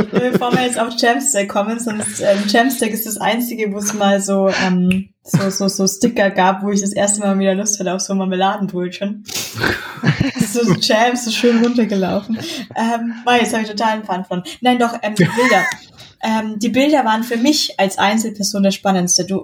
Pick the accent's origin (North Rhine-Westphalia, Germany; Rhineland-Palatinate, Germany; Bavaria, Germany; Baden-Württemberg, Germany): Bavaria, Germany; Munich; aber als, sie sind, als, Münchner ist mir die Regionalität ja sehr wichtig.